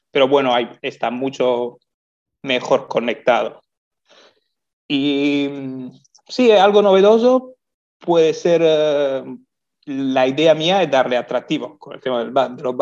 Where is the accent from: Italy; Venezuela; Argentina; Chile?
Italy; moved away as an adult; now in Lanzarote, Spain; Yo soy italiano, sí.